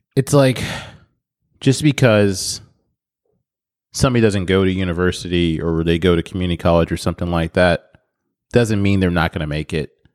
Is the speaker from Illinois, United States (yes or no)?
no; Nebraska, United States; moved away; growing up in Nebraska